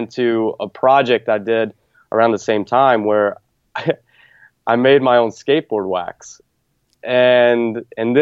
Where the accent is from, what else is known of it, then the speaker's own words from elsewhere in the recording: the South, United States; growing up in the South